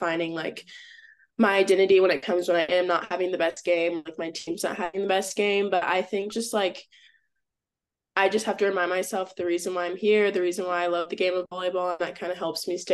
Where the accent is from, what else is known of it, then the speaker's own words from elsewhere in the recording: Austin, Texas, United States; moved away as an adult; now in Atlanta, United States; I'm from Austin, so like that was my hometown too.